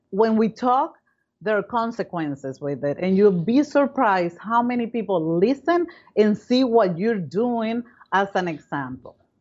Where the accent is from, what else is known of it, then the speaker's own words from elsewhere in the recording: Caracas, Capital District, Venezuela; moved away as an adult; now in United States; Well, I come from Venezuela. I was born in Caracas, Venezuela.